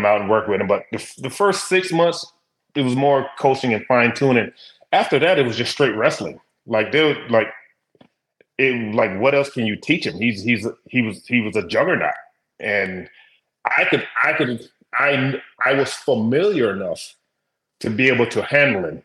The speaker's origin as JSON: {"language": "English", "region": "South Carolina", "country": "United States", "said": "I'm from South Carolina, so I watched a lot of that, you know, the Crockett promotions and things like that. So that's what I grew up watching."}